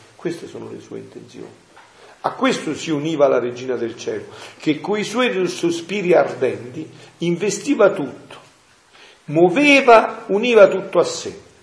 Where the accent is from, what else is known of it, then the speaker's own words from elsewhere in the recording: Montefusco, Campania, Italy; nel mio paese, a Montefusco, un paese di montagna